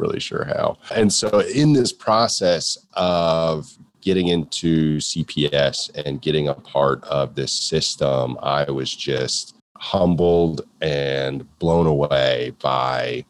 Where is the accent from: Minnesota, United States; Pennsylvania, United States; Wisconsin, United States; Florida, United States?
Florida, United States; moved away as an adult; also born or lived in Texas; I was from Florida